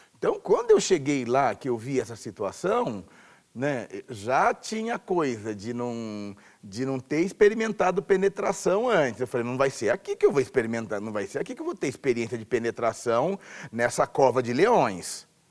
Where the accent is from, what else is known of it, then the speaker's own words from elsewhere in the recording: Tupã, São Paulo, Brazil; nasci em Tupã, interior de São Paulo, interior bem distante, lá no final do estado, chamado de Alta Paulista.